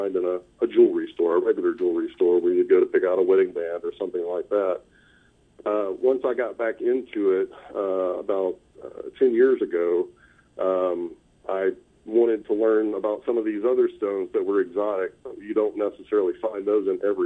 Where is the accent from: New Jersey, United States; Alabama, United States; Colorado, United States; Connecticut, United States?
Alabama, United States; Huntsville, Hartselle, Decatur area, North; I grew up in North Alabama, in the Huntsville, Hartsville, Decatur area, on the Tennessee River